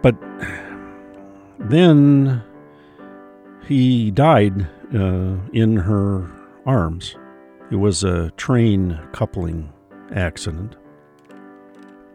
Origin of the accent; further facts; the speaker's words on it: Duluth, Minnesota, United States; I mean, I was born and raised in Duluth, but I don't even live there anymore. The shores where I live now are along the Pacific Ocean, not on Lake Superior.